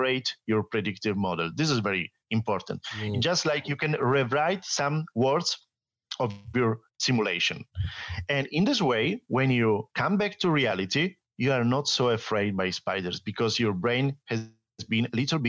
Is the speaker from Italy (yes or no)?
yes; Italy; English is a second language; also born or lived in France / Austria; I'm Italian